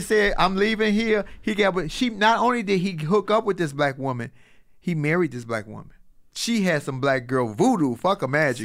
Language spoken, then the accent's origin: English; Chicago, Illinois, United States; I'm from Chicago